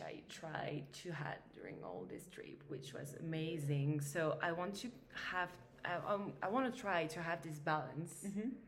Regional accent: Paris, Île-de-France, France; I grew up in Paris.

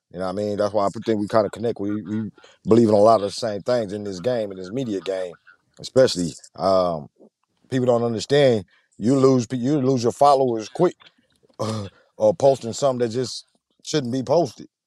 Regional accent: Saginaw, Michigan, United States; from Saginaw, Michigan.

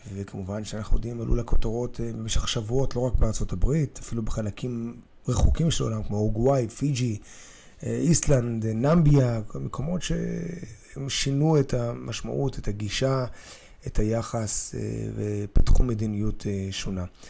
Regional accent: Israel

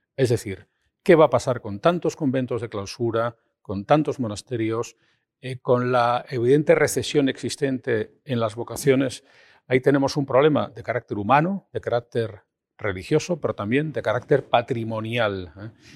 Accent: Spain

